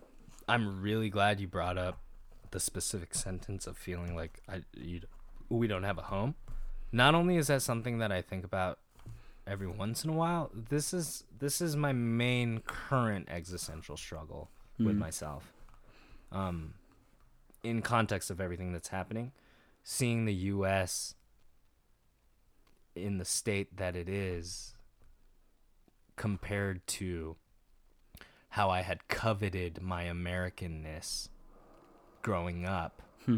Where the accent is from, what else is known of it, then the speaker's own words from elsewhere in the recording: Japan; which combined with the fact that I spent, you know, 5/6 of my life until 18 in Japan